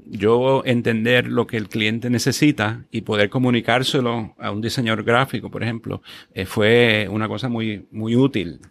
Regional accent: Guaynabo, Puerto Rico; yo crecí en Guaynabo

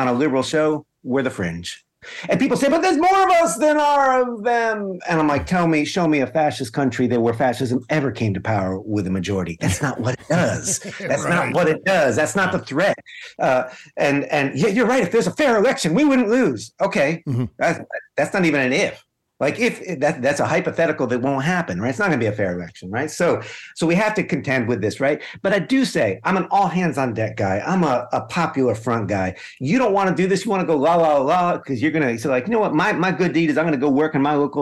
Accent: upstate New York, United States; now in Hanover, United States; my hometown. I was connecting to New York, upstate New York, a little blue dot, but a mostly kind of red area.

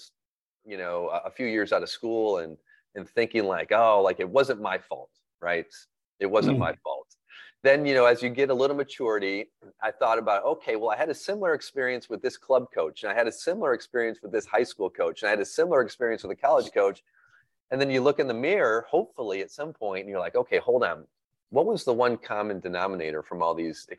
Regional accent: Flint, Michigan, United States; moved away; I always tell people that, I've lived a lot of places since then, but I always tell people I'm from Flint with pride

